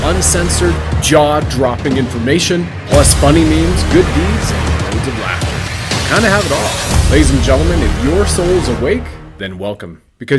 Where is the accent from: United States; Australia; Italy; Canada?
Canada